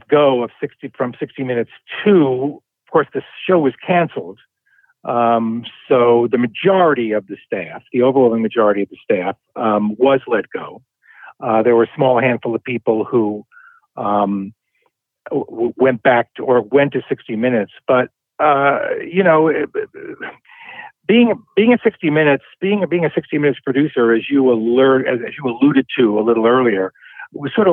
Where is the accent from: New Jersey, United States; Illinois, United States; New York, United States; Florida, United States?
New York, United States; New York City; I grew up in the Bronx, New York